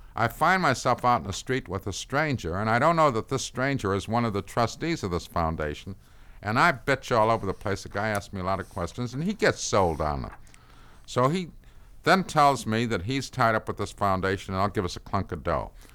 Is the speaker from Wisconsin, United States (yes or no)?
no; Chicago, Illinois, United States; I'm from Chicago